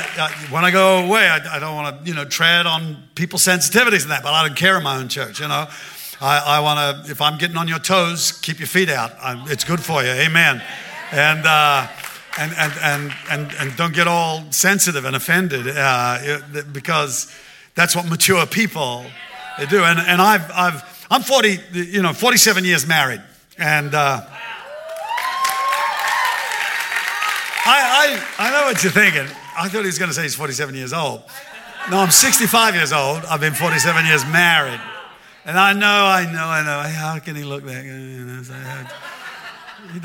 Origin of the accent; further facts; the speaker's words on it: Australia; I'm Australian